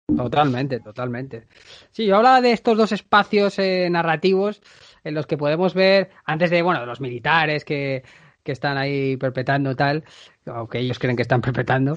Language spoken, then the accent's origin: Spanish; near a town in the province of Toledo, Castilla-La Mancha, Spain; la sede está cerca de mi pueblo